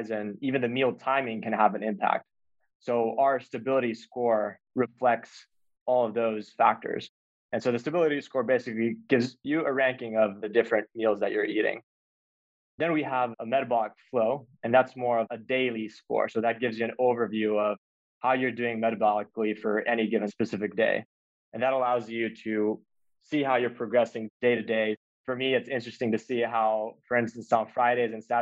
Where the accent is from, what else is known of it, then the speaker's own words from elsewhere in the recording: Texas, United States; I grew up in Texas